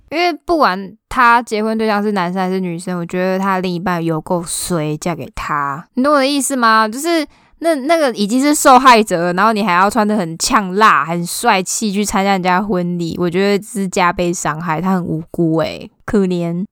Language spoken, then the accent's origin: Chinese; southern Taiwan, Taiwan; 我们南部人